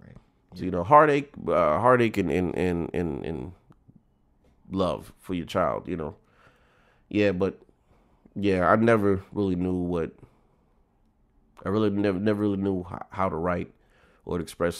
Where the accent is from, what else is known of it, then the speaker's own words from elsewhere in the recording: Tallahassee, Florida, United States; Well, because … and I'm from Tallahassee.